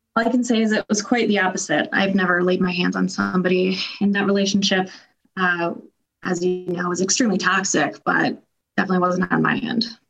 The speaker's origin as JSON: {"language": "English", "town": "Grand Rapids", "region": "Michigan", "country": "United States", "tie": "born or raised there", "said": "I grew up in Grand Rapids. My family's here"}